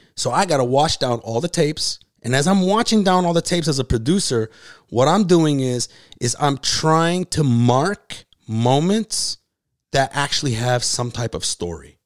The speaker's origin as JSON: {"language": "English", "town": "Detroit", "region": "Michigan", "country": "United States", "moved": "as an adult", "lives_now": "Los Angeles, United States", "said": "I'm from Detroit."}